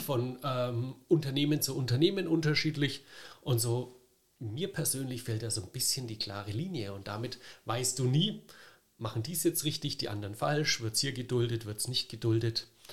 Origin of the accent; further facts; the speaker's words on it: Franconia, Bavaria, Germany; als Franke